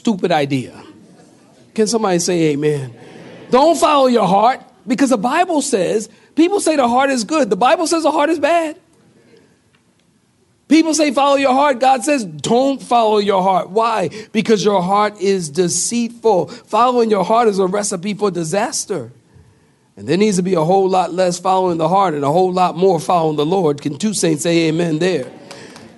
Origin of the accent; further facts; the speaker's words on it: Philadelphia, Pennsylvania, United States; now in Apex, United States; I come from Philadelphia